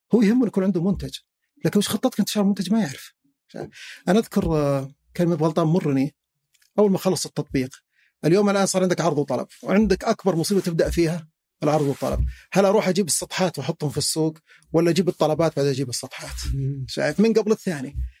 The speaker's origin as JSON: {"language": "Arabic", "town": "Al-Muzahmiyah", "region": "Riyadh Province", "country": "Saudi Arabia", "said": "انا مثلا من اهل المزاحميه"}